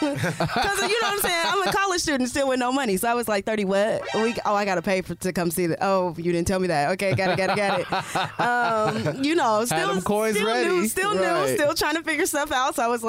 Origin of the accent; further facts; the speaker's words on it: Indiana, United States; moved away; We come from Indiana